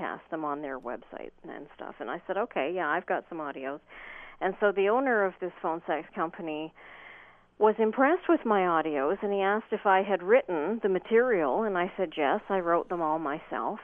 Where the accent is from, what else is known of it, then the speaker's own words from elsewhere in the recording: Ontario, Canada; I'm from Ontario, Canada.